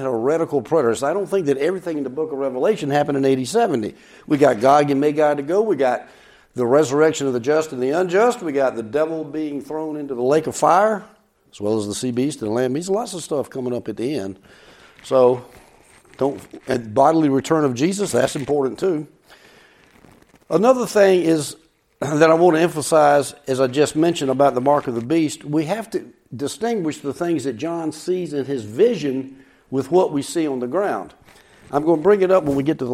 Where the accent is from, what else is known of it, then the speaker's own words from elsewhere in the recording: the South, Southern United States, United States; as a Southerner